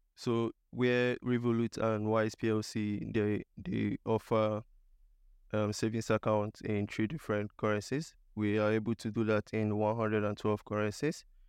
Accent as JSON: {"language": "English", "region": "eastern Nigeria", "country": "Nigeria", "tie": "born or raised there", "also_born_or_lived": "India / South Shields / Liverpool, United Kingdom", "moved": "as an adult", "lives_now": "United Kingdom", "said": "I'm originally from Nigeria. I was born in Nigeria in, um, the eastern part of Nigeria. I completed my higher education in Nigeria as well."}